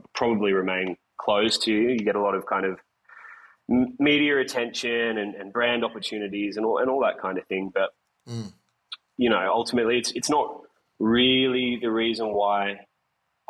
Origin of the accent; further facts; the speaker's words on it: Bathurst, New South Wales, Australia; now in Sydney, Australia; my hometown of Bathurst.